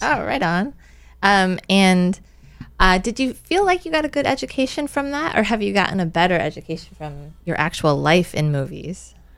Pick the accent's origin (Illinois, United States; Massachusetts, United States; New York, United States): Illinois, United States; now in Avalon, United States; I'm originally from Illinois